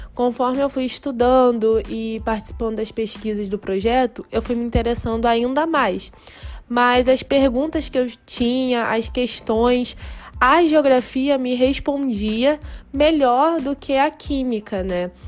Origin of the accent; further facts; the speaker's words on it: Arraial do Cabo, Rio de Janeiro, Brazil; eu sou de Arraial, que é uma cidade bem menor do que o Rio de Janeiro